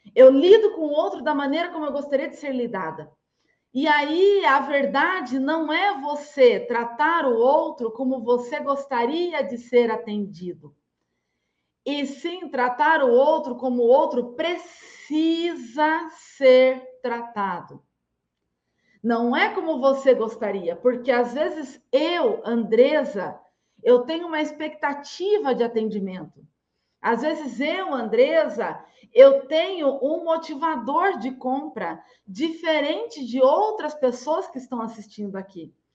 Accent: Limeira, São Paulo, Brazil; sou nascida em Limeira, eu falo de Limeira, eu nasci em Limeira, é, cidade que fica a 170 quilômetros do interior paulista

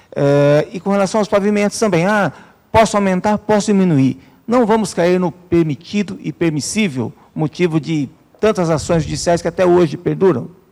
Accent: Atibaia, São Paulo, Brazil; sou natural de Atibaia

